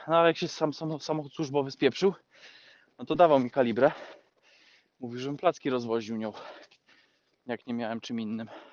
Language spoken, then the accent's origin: Polish; Poland; moved away; u nas w Polsce